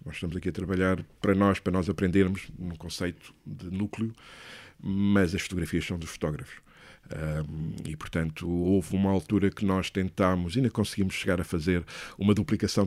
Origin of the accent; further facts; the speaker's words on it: Leiria, Centro, Portugal; moved away as an adult; also born or lived in Lisbon; eu sou de Leiria